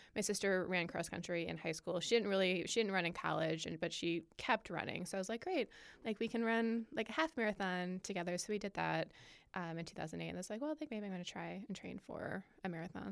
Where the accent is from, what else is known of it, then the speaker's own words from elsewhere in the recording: Michigan, United States; moved away as an adult; also born or lived in Virginia / Ohio; now in Indianapolis, United States; pretty much from like summer before second grade through high school, I lived in Michigan. So I will say that I am from Michigan